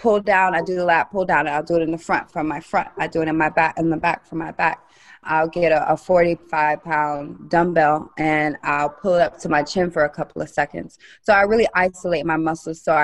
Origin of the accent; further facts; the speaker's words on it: Vero Beach, Florida, United States; moved away; I'm from Vero Beach, Florida